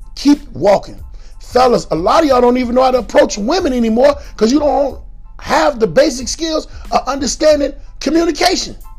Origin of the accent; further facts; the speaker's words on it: Chicago, Illinois, United States; also born or lived in Atlanta, Georgia; I'm from Chicago